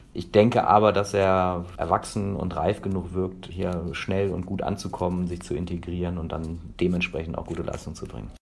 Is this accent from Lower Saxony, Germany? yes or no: yes; Hanover, Lower Saxony, Germany; ich komme aus Hannover